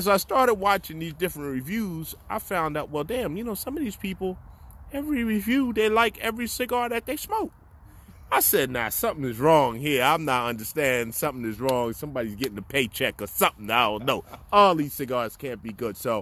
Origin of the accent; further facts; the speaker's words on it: Elizabeth, New Jersey, United States; moved away as an adult; now in Maryland, United States; I grew up in Elizabeth.